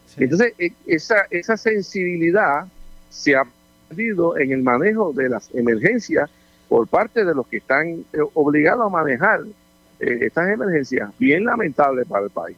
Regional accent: Puerto Rico

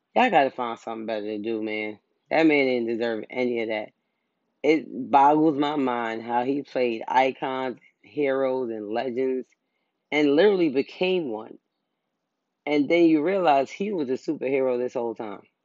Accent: New York, United States; I'm from New York.

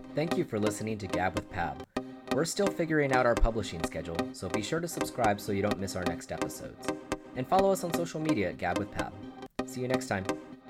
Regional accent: San Antonio, Texas, United States; moved away as an adult; now in Austin, United States; when I was growing up in San Antonio

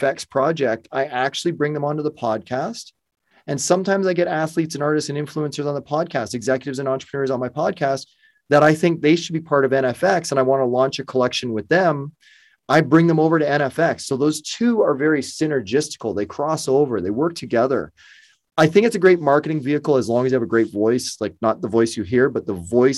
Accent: Burlington, Ontario, Canada; also born or lived in Windsor, Ontario; I'm Toronto local, Burlington, Ontario

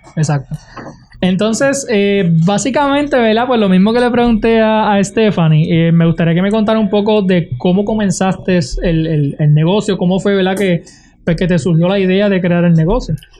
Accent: Puerto Rico

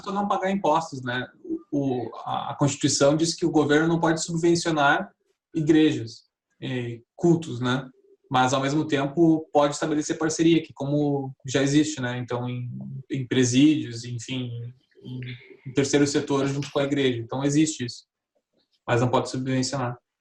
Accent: Brazil; como brasileiro

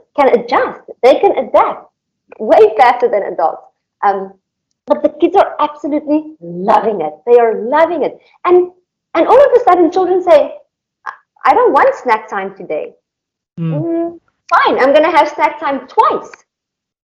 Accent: South Africa; moved away; also born or lived in Indonesia; I'm from South Africa, so coming from a third world country

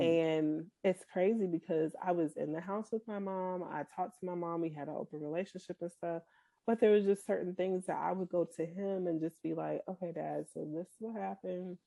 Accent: Boston, Massachusetts, United States; also born or lived in Kansas City; now in Frisco, United States; I'm originally from Boston

